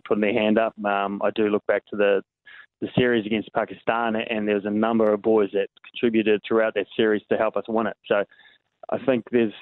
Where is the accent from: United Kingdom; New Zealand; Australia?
New Zealand; Hamilton, Waikato; it's my hometown